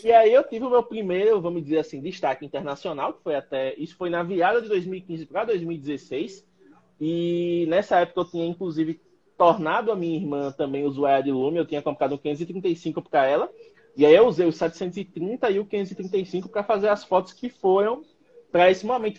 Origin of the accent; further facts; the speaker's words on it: Penedo, Alagoas, Brazil; eu sou de Penedo, Alagoas. Penedo é uma cidade muito abençoada, porque temos aqui prédios históricos lindíssimos